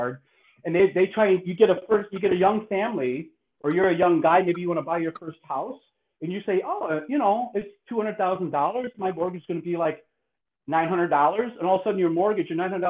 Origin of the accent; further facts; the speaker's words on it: Chicago, Illinois, United States; moved away; also born or lived in San Antonio; I grew up in Chicago, so south side of Chicago